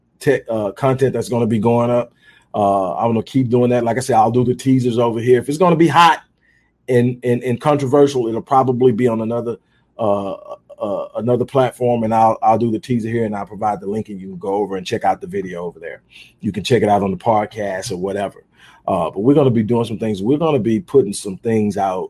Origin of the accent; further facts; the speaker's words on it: Houston, Texas, United States; now in Houston, United States; I'm originally from Houston, but I've lived in a lot of different places